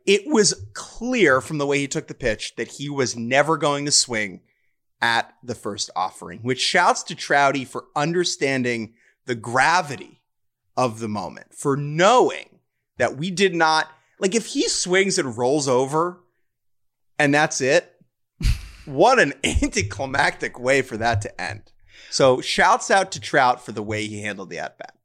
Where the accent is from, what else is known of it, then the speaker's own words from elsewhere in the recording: New York, United States; a New Yorker